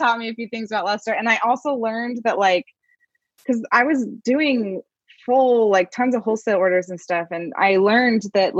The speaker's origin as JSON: {"language": "English", "town": "Kansas City", "region": "Kansas", "country": "United States", "tie": "born or raised there", "also_born_or_lived": "Omaha, Nebraska", "moved": "as an adult", "lives_now": "Kansas City, Missouri, United States", "said": "because I grew up in Kansas and I lived in Kansas City, but I was on the Kansas side"}